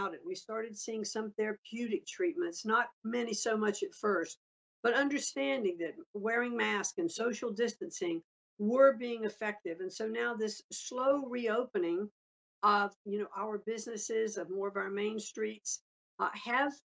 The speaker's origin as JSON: {"language": "English", "town": "Greenwich", "region": "Connecticut", "country": "United States", "tie": "born or raised there", "said": "I know just here in my hometown, and I live here in Greenwich, Connecticut"}